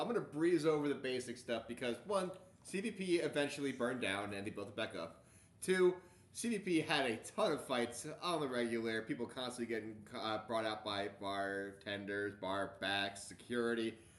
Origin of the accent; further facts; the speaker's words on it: New Jersey, United States; now in Baltimore, United States; "I'm from New Jersey!"